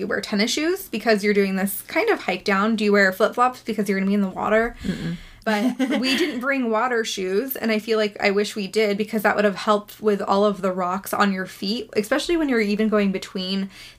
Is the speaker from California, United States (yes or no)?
yes; Northern California, United States; growing up in Northern California and, like, the Tahoe area.